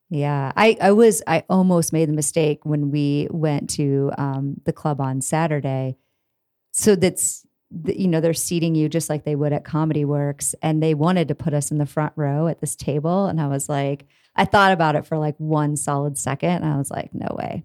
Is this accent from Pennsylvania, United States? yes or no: no; Iowa, United States; moved away as an adult; now in Denver, United States; I am from Iowa originally